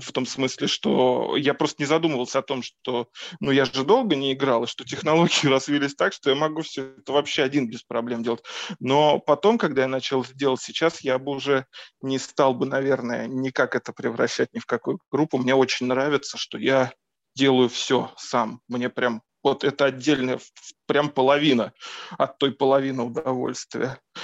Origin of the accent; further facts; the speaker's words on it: Moscow, Russia; я из Москвы, тут родился, тут и вырос